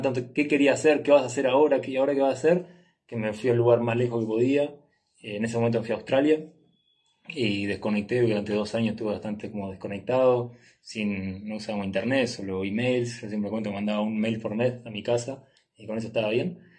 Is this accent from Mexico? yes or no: no; Uruguay; moved away as an adult; de Uruguay, o nací en Uruguay